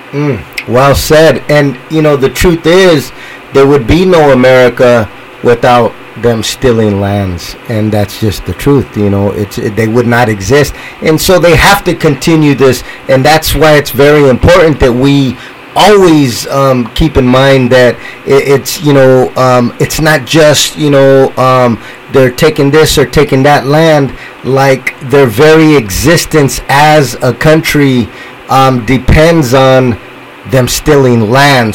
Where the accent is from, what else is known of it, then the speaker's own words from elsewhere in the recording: San Jose, California, United States; I'm from San Jose, so here in San Jose